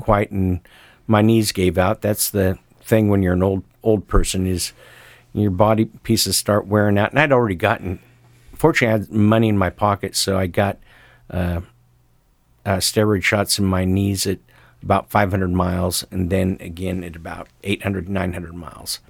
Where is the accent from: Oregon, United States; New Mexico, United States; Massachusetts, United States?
Oregon, United States; Sisters; my hometown of Sisters, Oregon